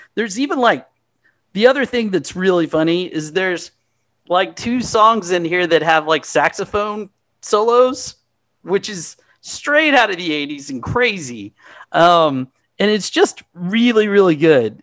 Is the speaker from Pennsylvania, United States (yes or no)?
no; Texas, United States; I'm from here I'm from Texas